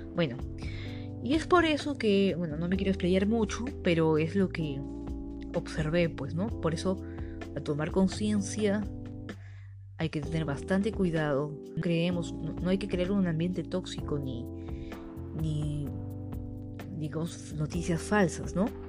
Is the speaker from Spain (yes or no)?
no; Peru